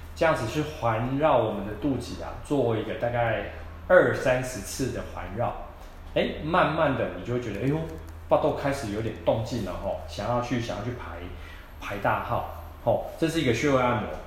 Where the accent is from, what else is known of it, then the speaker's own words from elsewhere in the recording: Taiwan; 我们台湾人